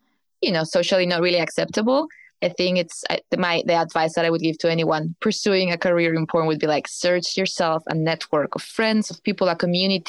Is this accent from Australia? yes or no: no; Spain; moved away as an adult; now in Berlin, Germany; I came to Berlin escaping from Spain because I didn't feel well back there